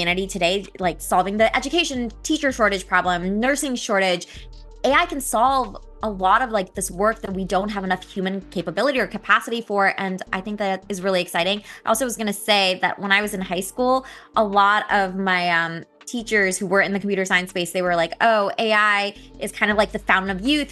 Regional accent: San Jose, California, United States; I'm actually from the Bay Area, so I grew up in San Jose

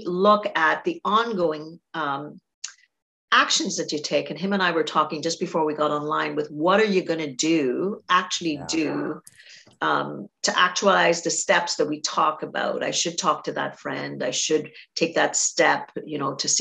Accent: Trinidad & Tobago; now in Canada; I grew up in Trinidad

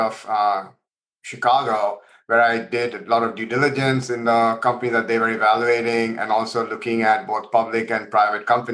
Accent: India; moved away as an adult; also born or lived in Providence, United States; now in San Francisco, United States; I actually grew up in India and I came to the US to do my undergrad at Brown

